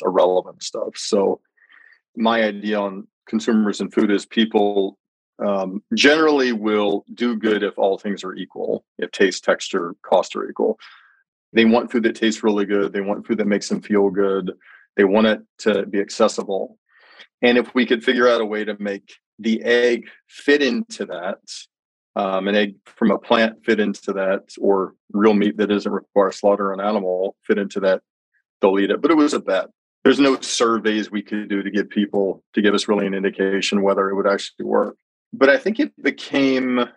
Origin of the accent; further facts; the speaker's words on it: Birmingham, Alabama, United States; I grew up in Birmingham, Alabama